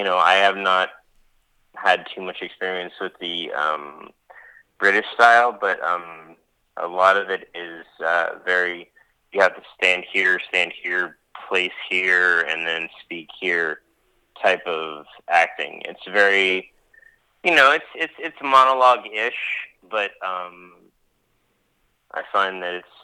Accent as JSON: {"language": "English", "town": "Pittsburgh", "region": "Pennsylvania", "country": "United States", "tie": "born or raised there", "moved": "yes", "said": "my hometown of Pittsburgh, Pennsylvania. That's my hometown"}